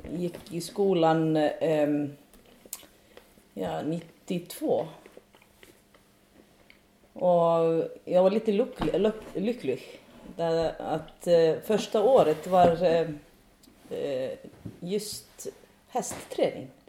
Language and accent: Swedish; Iceland; moved away as an adult; now in Sweden; Lite grann som alla islänningar som bor på gård.